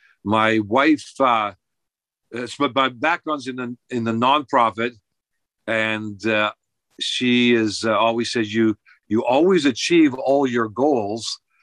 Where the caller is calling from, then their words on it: Fukuoka, Japan; I'm speaking from Fukuoka, and you're in Texas.